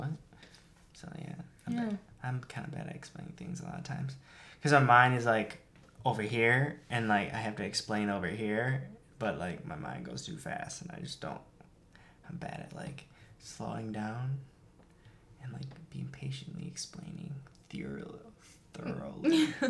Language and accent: English; Philippines; I think it's because I'm Filipino.